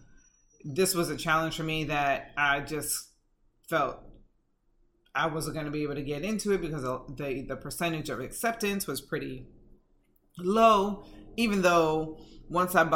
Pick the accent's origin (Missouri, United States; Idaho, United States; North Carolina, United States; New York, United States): New York, United States; New York City; I grew up in Bedford-Stuyvesant, Brooklyn, back in the day